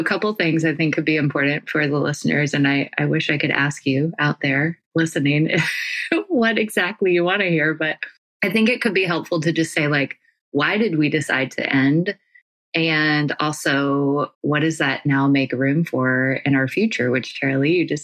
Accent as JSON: {"language": "English", "region": "North Carolina", "country": "United States", "moved": "yes", "lives_now": "California, United States", "said": "I live in California, if you don't know that already, and I'm from North Carolina"}